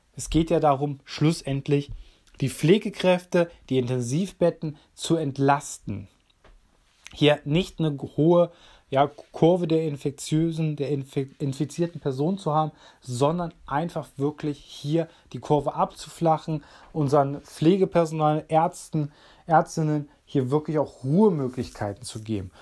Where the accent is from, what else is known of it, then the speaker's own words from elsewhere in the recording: Germany; für uns Deutsche